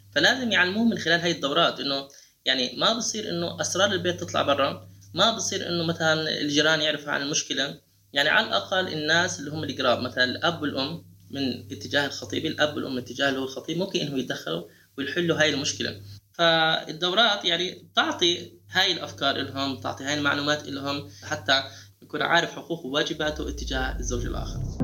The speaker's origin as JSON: {"language": "Arabic", "country": "Jordan", "said": "عندنا بالاردن"}